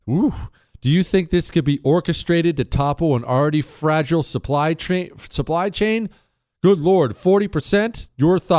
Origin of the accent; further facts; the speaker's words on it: Rust Belt, United States; And I know all kinds of these people because I grew up in the Rust Belt.